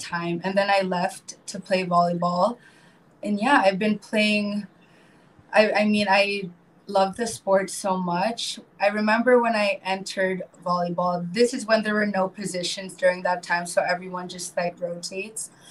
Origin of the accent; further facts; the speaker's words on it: Marin County, north of San Francisco, California, United States; moved away as an adult; now in Philippines; I grew up um, in the States, uh, north of San Francisco, called uh, Marin County.